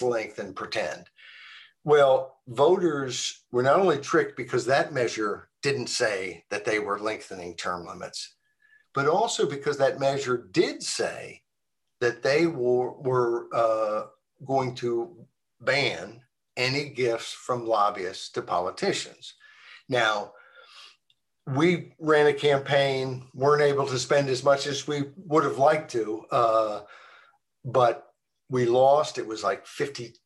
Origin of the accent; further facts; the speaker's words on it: Arkansas, United States; I grew up in Arkansas.